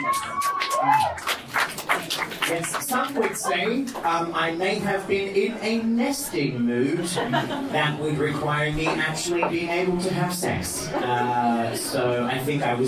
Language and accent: English; Australia; I am an Australian